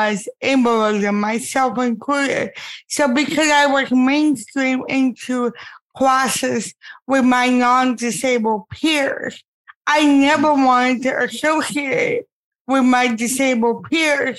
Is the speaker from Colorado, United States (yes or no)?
no; Miami, Florida, United States; growing up in Miami, we had a whole department that was dedicated to disabled kids